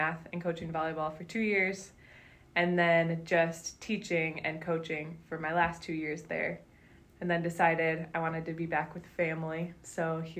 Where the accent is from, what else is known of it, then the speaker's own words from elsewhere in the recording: Stevensville, Michigan, United States; moved away as an adult; Yeah, so I grew up in Southwest Michigan in Stevensville and went to Lakeshore High School, the public high school there